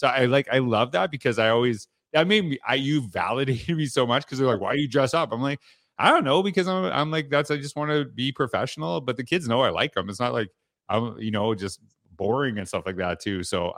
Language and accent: English; Canada; born or raised there